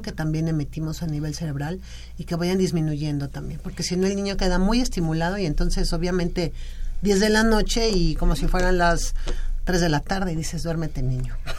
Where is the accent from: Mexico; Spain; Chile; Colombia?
Mexico; lenguaje que tenemos como mexicanos